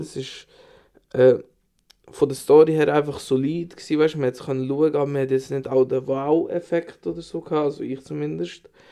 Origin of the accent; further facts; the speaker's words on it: Switzerland; bei uns in der Schweiz